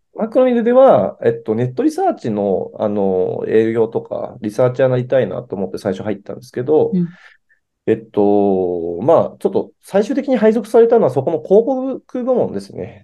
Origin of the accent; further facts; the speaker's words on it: Tokyo, Japan; 私はですね、あの、高円寺出身というのをツイッターとかでもよく 押し出していまして